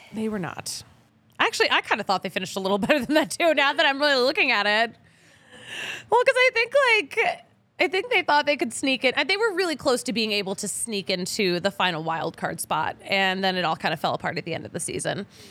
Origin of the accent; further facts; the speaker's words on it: Philadelphia, Pennsylvania, United States; now in Denver, United States; I'm from Philly